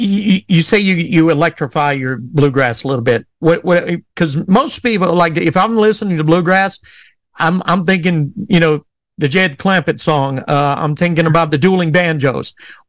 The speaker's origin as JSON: {"language": "English", "region": "South Louisiana", "country": "United States", "accent": "Louisiana drawl, Cajun", "moved": "yes", "lives_now": "Arkansas, United States", "said": "I'm originally from South Louisiana, and I had a Louisiana drawl. That Cajun was really thick. And when I turned, when we moved to Arkansas, which is where I'm at now"}